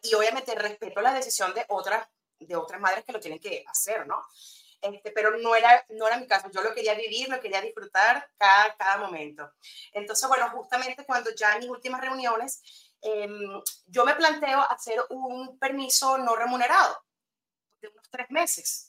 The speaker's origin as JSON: {"language": "Spanish", "country": "Venezuela", "tie": "born or raised there", "also_born_or_lived": "England", "moved": "as an adult", "lives_now": "Spain", "said": "soy de allá, nacida en Venezuela, pues criada, estudiada, todo"}